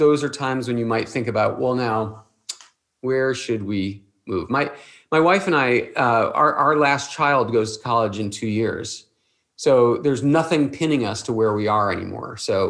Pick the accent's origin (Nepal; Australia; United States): United States; Cleveland, Ohio; I'm from Cleveland, so, you know, I have a small bias.